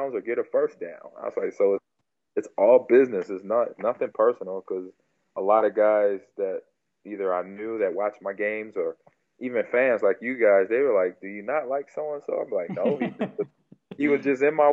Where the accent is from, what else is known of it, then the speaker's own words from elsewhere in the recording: Nebraska, United States; also born or lived in California; I moved back from California to Nebraska.